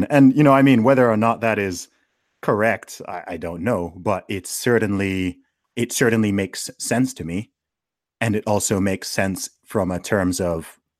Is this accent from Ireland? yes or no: no; Saudi Arabia; maybe because I grew up in Saudi Arabia, so I grew up in the most Islamic country that exists.